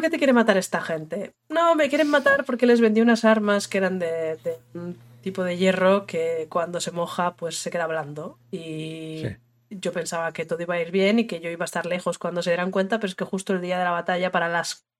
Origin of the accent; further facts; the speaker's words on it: northern Spain, Spain; de toda la vida en el norte lo hemos llamado Irrinchi